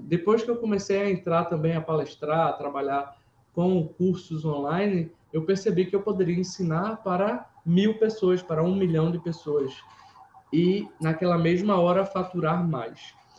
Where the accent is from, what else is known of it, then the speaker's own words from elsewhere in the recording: Pernambuco, Brazil; eu sou pernambucano